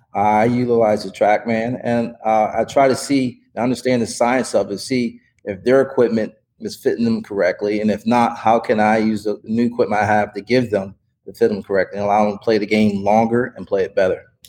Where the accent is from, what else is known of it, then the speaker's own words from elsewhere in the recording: Wilmington, Delaware, United States; moved away as an adult; also born or lived in Puerto Rico / Virginia / South Florida; now in San Diego, United States; I grew up in Wilmington, Delaware